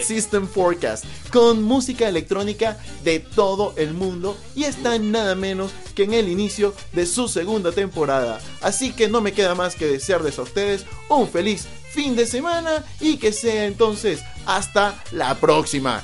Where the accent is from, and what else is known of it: Venezuela